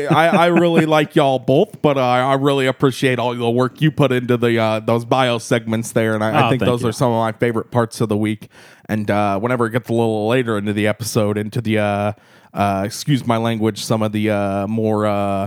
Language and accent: English; Chicago, Illinois, United States; moved away as an adult; now in Tallahassee, United States; I'm from Chicago, but I relocated to the Tallahassee, Florida there to be with the ….